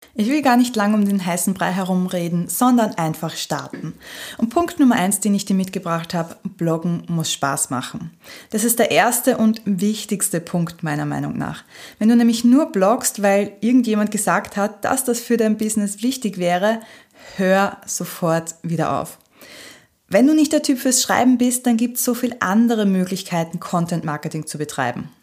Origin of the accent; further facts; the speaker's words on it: Austria; bei uns in Österreich